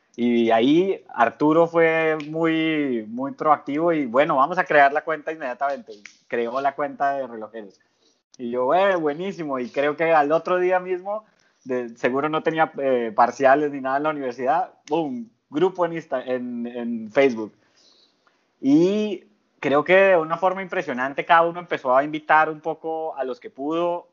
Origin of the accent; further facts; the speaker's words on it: Colombia; moved away as an adult; now in Panama; yo vivo en Panamá hace casi nueve años, pero soy colombiano de origen